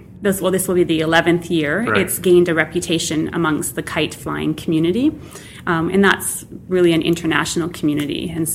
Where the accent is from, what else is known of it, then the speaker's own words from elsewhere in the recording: Manitoba, Canada; also born or lived in Vancouver; now in Swift Current, Canada; I am originally from Manitoba.